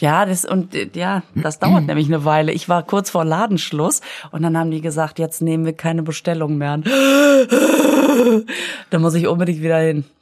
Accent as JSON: {"language": "German", "town": "Düsseldorf", "region": "North Rhine-Westphalia", "country": "Germany", "tie": "born or raised there", "said": "ich bin ja äh, am Flughafen aufgewachsen"}